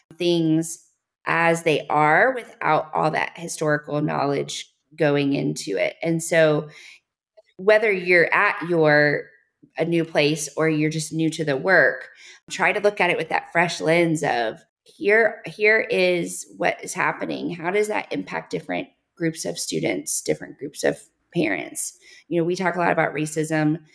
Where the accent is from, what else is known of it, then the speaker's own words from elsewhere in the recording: the South, United States; I'm from the South